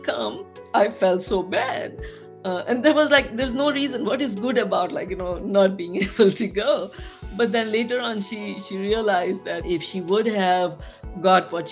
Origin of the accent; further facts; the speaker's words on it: Pakistan; moved away; I'm from Pakistan